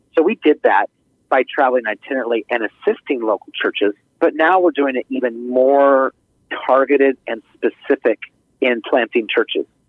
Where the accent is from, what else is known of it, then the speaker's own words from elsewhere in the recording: Idaho, United States; moved away; I grew up in Idaho